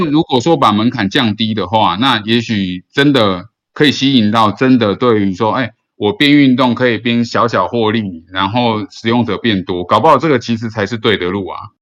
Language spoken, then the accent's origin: Chinese; Taiwan; 我身为一个台湾人